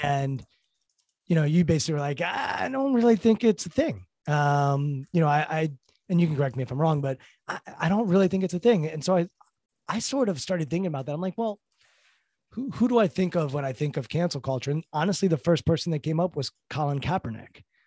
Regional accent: Potomac, Maryland, United States; I grew up in Potomac, Maryland, affluent suburbs

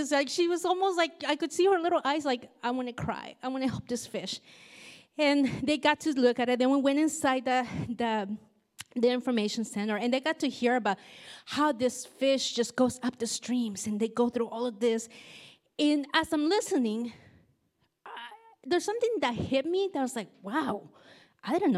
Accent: Nicaragua; moved away; I grew up in Nicaragua

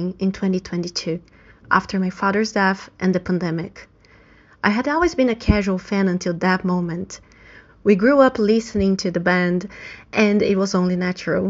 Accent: Brazil; now in Ireland; I'm from Brazil, and I live in Ireland.

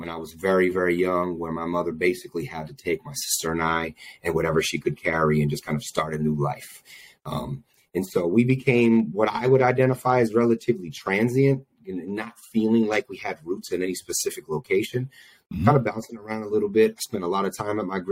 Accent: Albany, New York, United States; Born and raised in Albany, New York, the 518

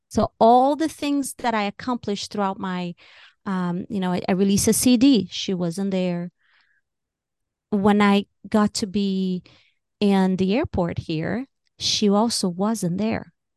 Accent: Brazil; moved away as an adult; now in United States; I was born and raised in Brazil. I came to America when I was twenty-two

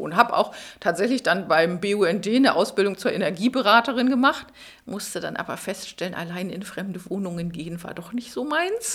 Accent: Schleswig-Holstein, Germany; moved away as an adult; now in Berlin, Germany; ich bin ursprünglich aus Schleswig-Holstein, bin dann zum Studieren nach Berlin gekommen

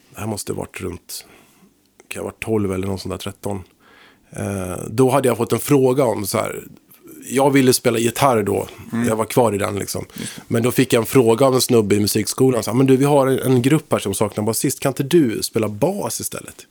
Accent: Högsby, Kalmar County, Sweden; moved away; jag kommer ifrån Småland från början, en liten by där

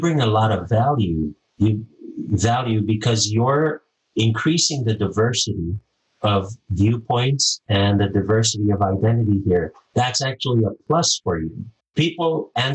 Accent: Micronesia; moved away; I'm from Micronesia

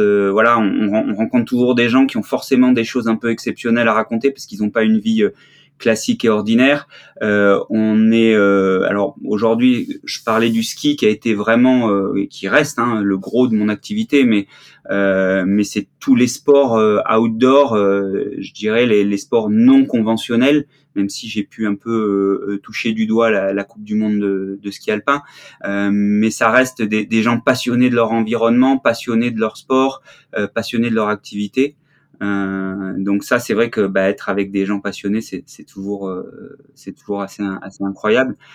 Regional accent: Marseille, Provence-Alpes-Côte d'Azur, France; moved away as an adult; also born or lived in Briançon / Grenoble; je suis marseillais, je suis né à Marseille. Euh, et j'ai eu la chance de, de faire une partie de, de, de mes petites écoles euh, à Briançon

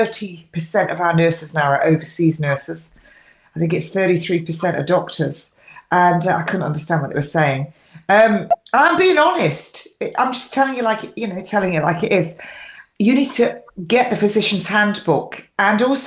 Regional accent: England, United Kingdom; I'm English

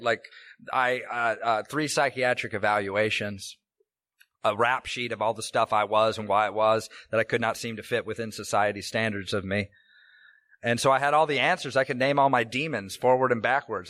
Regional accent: Tacoma, Washington, United States; I grew up here in Washington, in fact. Uh, I was born in Tacoma General

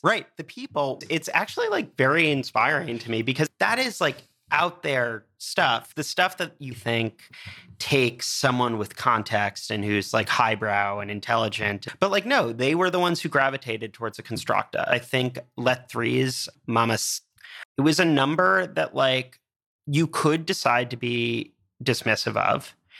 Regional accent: United States; Being an American

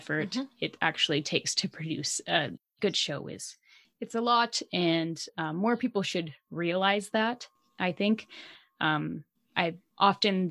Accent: Canada; accent: Canadian; that's my Canadian accent

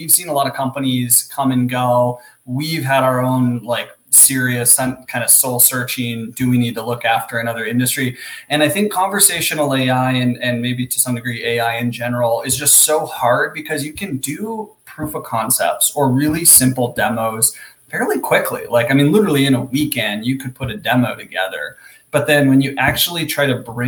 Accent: Alaska, United States; I'm originally from Alaska. So grew up on the right on the Bering Sea at the top of the Aleutian Chain

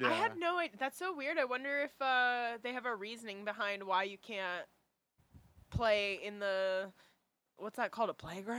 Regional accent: San Diego, California, United States; we're all from San Diego.

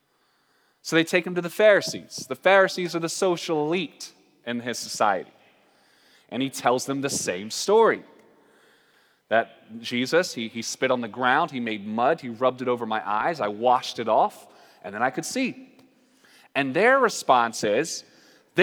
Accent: North Carolina, United States; moved away; also born or lived in Portland; I'm from North Carolina

